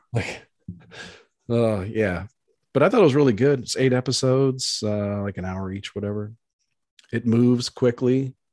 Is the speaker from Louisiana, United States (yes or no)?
no; Baltimore, Maryland, United States; moved away; I grew up in Baltimore on the East Coast